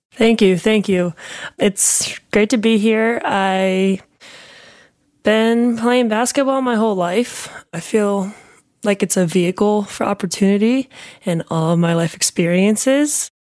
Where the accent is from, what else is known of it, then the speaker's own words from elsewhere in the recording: New York area, Connecticut, United States; moved away as an adult; also born or lived in Barcelona; now in Chicago, United States; I grew up in the New York area